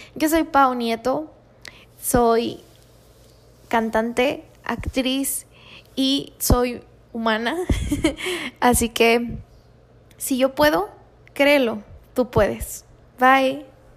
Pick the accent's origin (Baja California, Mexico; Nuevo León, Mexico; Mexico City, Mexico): Baja California, Mexico; Tijuana; also born or lived in Guanajuato; soy originaria de Guanajuato, pero me crié aquí en Tijuana, así que soy súper tijuanense